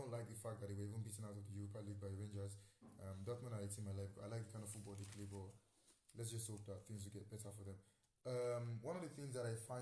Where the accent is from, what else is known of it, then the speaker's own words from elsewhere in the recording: Nigeria; I'm Nigerian